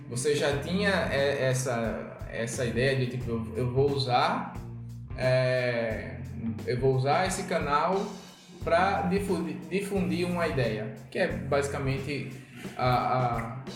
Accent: interior of Alagoas, Brazil; now in Maceió, Brazil; eu sou do interior de Alagoas e moro em Maceió.

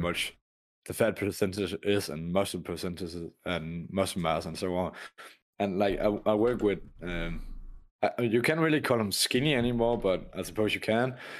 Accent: Denmark; I come from Denmark

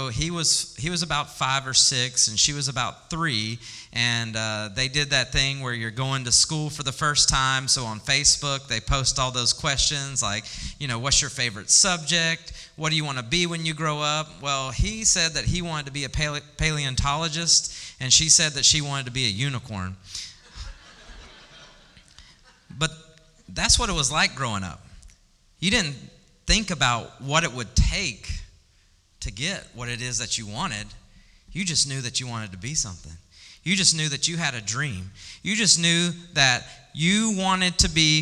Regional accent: Birmingham, Alabama, United States; moved away as an adult; also born or lived in Dallas; I am from Birmingham. That's where I grew up.

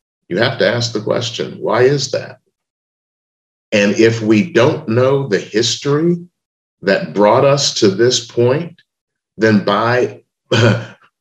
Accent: Memphis, Tennessee, United States; I was born in Memphis, Tennessee in 1956

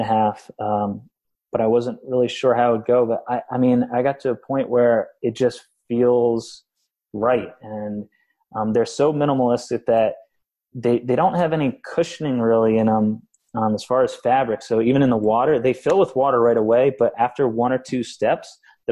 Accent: Vermont, United States; I grew up in Vermont doing manual labor until I was 22

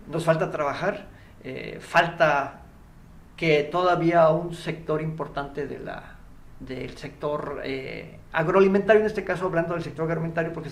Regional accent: Veracruz, Mexico; cada vez que saben que yo soy de Veracruz y que estoy en el, por alguna razón laboral en el, en el Bajío.

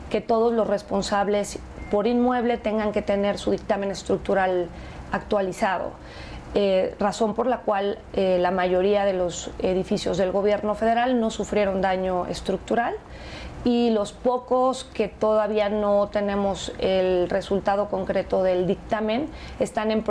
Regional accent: Mexico; sentirnos más orgullosos de cómo somos como mexicanos

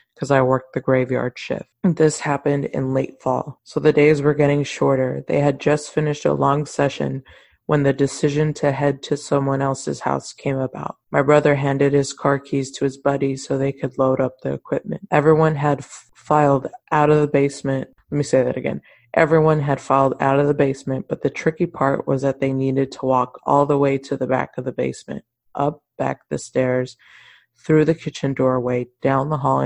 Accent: Mission, Texas, United States; I'm from Mission, and a huge thing in Mission was La Lomita Church

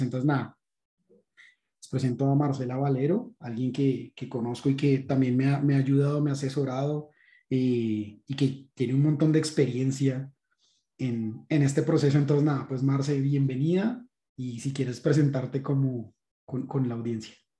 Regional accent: Colombia; como colombianos en general

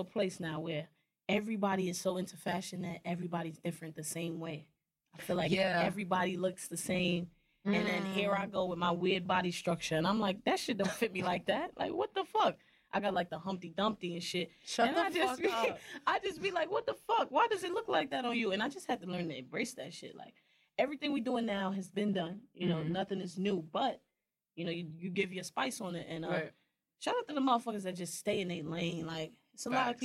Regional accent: New York City, New York, United States; I'm from Brooklyn

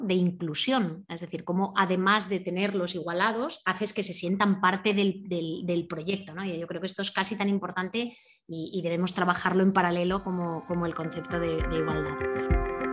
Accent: Asturias, Spain; moved away; soy más asturiana cada, cada, minuto que paso fuera de allí

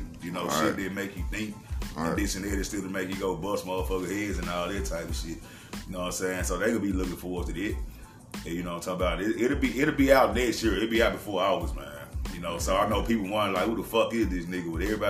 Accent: Memphis, Tennessee, United States; I'm an original North Memphis nigga, resider, man. You know what I'm saying? Born and raised in Hurt Village. You know, grew up on Savage Street for real.

